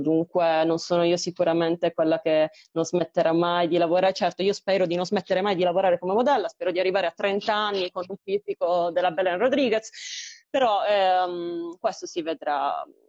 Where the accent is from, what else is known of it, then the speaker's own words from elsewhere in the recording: Apulia, Italy; moved away; la mia realtà nel mio paesino in Puglia